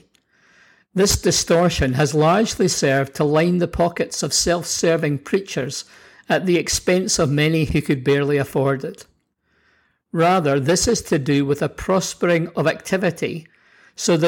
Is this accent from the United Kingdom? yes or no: yes; Scotland, United Kingdom; also born or lived in New Zealand; now in Canada; growing up in Scotland